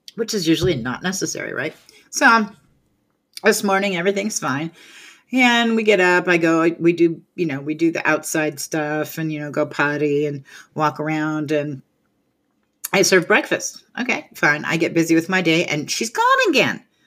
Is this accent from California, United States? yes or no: yes; California, United States; moved away; I grew up in California